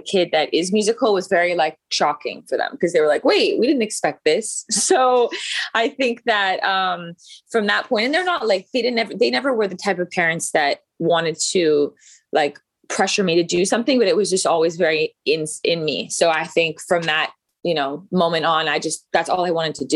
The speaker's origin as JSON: {"language": "English", "town": "Calgary", "region": "Alberta", "country": "Canada", "also_born_or_lived": "Vancouver / Toronto / New York / Los Angeles", "moved": "as an adult", "lives_now": "United States", "said": "I'm from Calgary, Canada."}